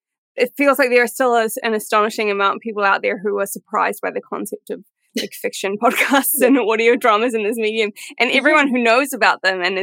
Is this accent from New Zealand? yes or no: yes; New Zealand; moved away as an adult; now in London, United Kingdom; I'm from New Zealand. I live in London now. I've lived here for 10 years. 10 years this year, which is weird.